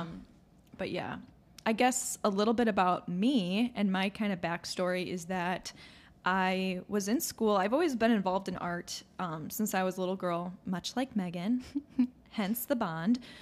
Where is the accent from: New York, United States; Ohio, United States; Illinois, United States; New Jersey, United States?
Illinois, United States; Chicago suburbs; we're from the Chicago suburbs.